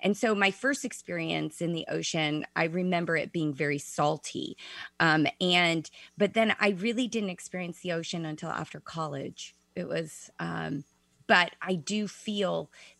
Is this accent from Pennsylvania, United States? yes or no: no; Chicago, Illinois, United States; I was born and raised in Chicago